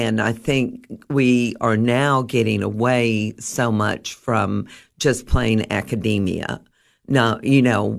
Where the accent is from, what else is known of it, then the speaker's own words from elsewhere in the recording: Alaska, United States; born there; also born or lived in Guam / Germany; I was born in Alaska before it was a state. That gives you a little bit of a history of how old I am.